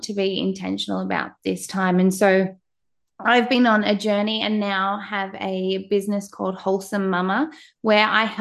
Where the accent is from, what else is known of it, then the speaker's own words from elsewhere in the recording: Australia; you can probably tell by my accent, I am from Australia